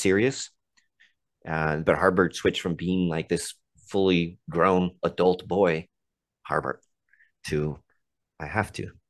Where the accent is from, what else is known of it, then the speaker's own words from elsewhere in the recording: United States; I'm not taking my American ass up there to show them that their tradition is this.